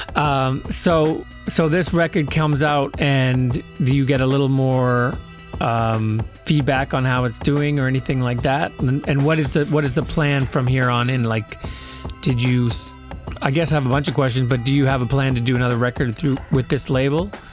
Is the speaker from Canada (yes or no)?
yes; Brandon, Manitoba, Canada; growing up in Brandon